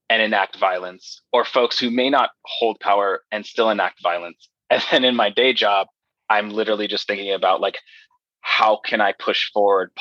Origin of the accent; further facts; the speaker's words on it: Los Angeles, California, United States; I was born in the San Fernando Valley, which is like northwest of Hollywood, California. I'm very proud to be from there